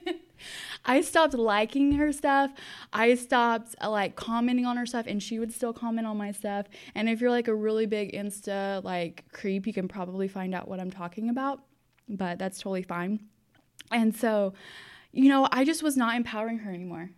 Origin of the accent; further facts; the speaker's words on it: Austin, Texas, United States; I am from Austin, Texas.